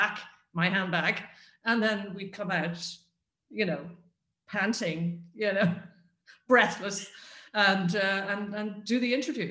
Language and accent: English; Ireland; moved away as an adult